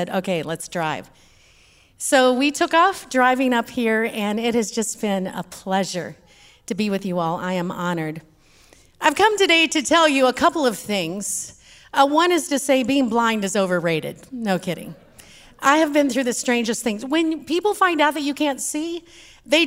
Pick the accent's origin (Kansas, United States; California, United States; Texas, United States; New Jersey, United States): Texas, United States; accent: Texas; my Texas accent.